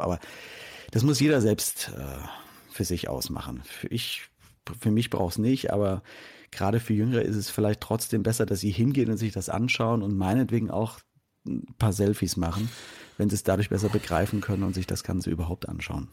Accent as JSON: {"language": "German", "country": "Germany", "said": "als Deutscher"}